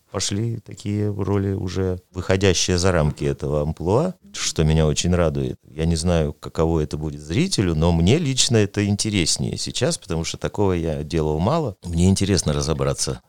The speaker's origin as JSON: {"language": "Russian", "town": "Tyumen", "region": "Tyumen Oblast", "country": "Russia", "said": "я не сибиряк, а уралец все-таки"}